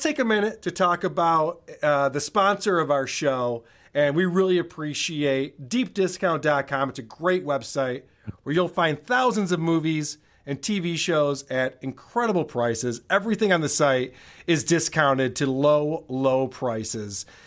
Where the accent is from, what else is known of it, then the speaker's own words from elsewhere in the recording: Rochester, New York, United States; Rochester, which is my hometown